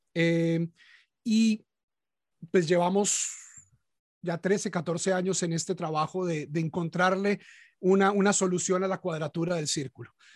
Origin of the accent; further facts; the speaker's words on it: Bogotá, Colombia; now in United States; yo, como la mayoría de los colombianos, nací católico en una familia de origen antioqueño, pero en Bogotá